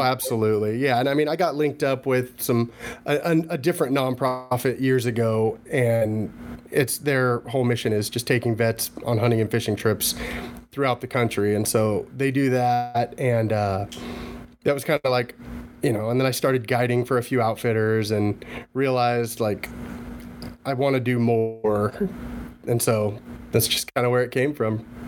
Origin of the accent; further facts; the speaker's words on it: Washington, United States; I'm from Washington State